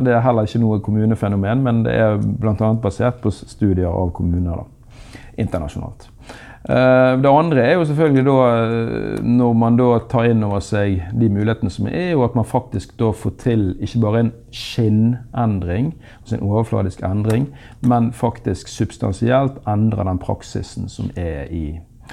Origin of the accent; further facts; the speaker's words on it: Bergen, Vestland, Norway; nå er jeg bergenser og fra Handelshøyskolen